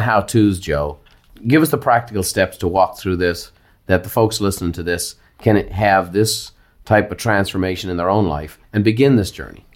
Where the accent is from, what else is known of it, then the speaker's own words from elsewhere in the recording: Ireland; as an Irishman, you know, I grew up in athletic competition.